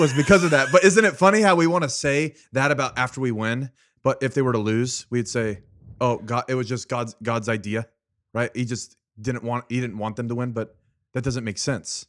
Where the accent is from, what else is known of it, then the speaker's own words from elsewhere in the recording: Fresno, California, United States; I was born and raised in Fresno, California